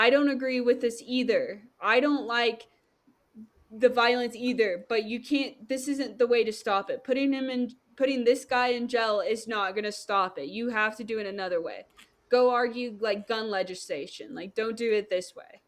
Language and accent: English; the South, United States; I'm from the South.